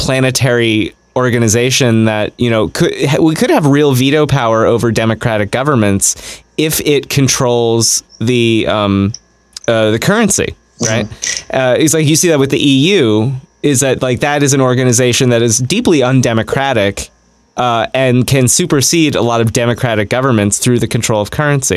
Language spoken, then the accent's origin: English; United States; as a American